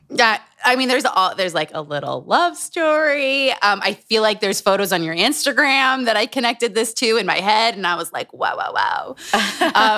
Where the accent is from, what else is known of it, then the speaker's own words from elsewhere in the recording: Utah, United States; Growing up in Utah